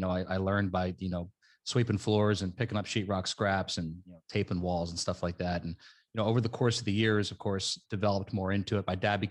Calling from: New Jersey, United States; South Jersey. We're right outside of Philadelphia.

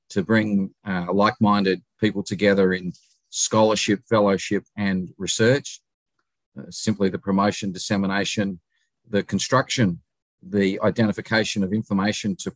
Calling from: Adelaide, South Australia, Australia; I'm speaking today from Adelaide, South Australia. It's about 9.35 in the evening here in South Australia.

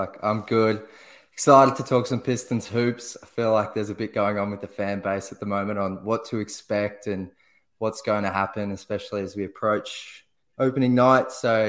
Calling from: Melbourne, Victoria, Australia; I honestly could not be further away from Detroit. I'm at the bottom of Australia in a city called Melbourne.

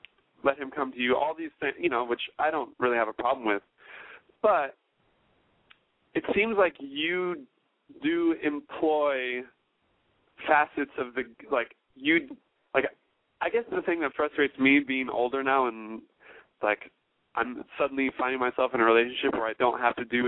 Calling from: Los Angeles, California, United States; I'm 29 years old, and I'm calling from Los Angeles, California.

